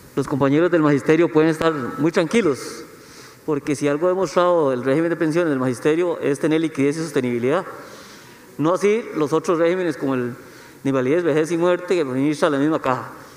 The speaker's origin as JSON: {"language": "Spanish", "country": "Costa Rica", "said": "todos los ciudadanos y costarricenses"}